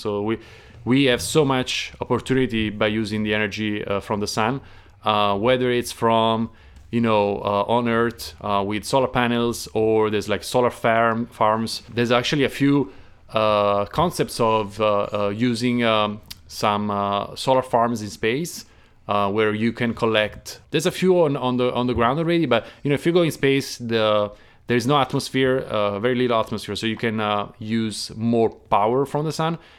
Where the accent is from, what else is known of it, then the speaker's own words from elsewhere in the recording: Naples, Campania, Italy; moved away; I'm from Naples, the south